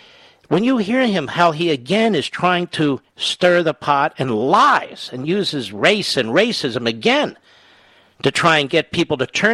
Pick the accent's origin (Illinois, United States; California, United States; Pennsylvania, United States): Pennsylvania, United States; Philadelphia; I'm from Philadelphia. So what?